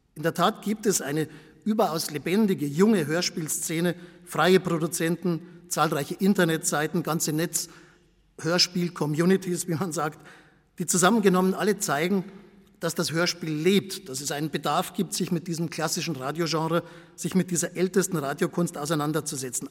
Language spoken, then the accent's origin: German; Bavaria, Germany; accent: Bavarian; Ich komme vom Bayerischen Rundfunk, wie Sie an meinem Akzent sicher unschwer erkennen können